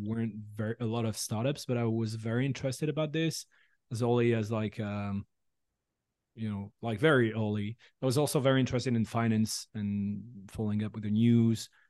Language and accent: English; France; English is a second language; moved away as an adult; also born or lived in San Francisco Bay Area, United States; now in San Francisco, United States; I'm from France originally, and I moved here a year ago